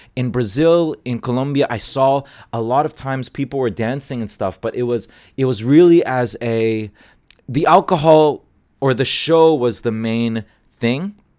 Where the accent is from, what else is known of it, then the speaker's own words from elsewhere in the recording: Hong Kong; moved away as an adult; also born or lived in Toronto, Canada; now in Canada; I grew up in Asia